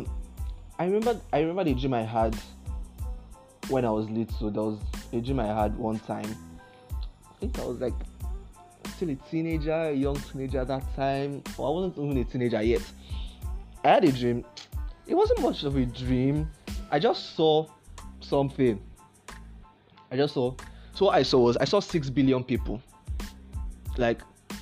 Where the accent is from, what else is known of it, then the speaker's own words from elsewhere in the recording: Akwa Ibom, Nigeria; I'm from Akwa Ibom State